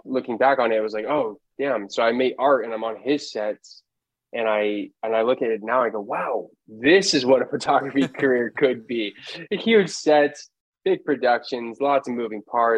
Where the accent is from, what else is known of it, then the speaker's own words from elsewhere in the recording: Los Angeles, California, United States; Born and raised in Los Angeles